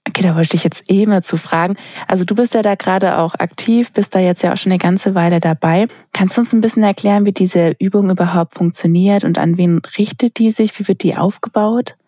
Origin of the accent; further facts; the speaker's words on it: Sindelfingen, Baden-Württemberg, Germany; ich komme aus Sindelfingen bei Stuttgart unten, wo ja Daimler herkommt. Das heißt, ja. ganz, ganz viele bei uns haben genau das in den Sommerferien gemacht